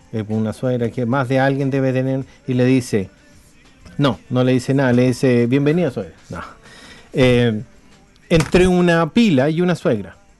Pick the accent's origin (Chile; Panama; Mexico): Chile; now in New Zealand; nosotros somos de Chile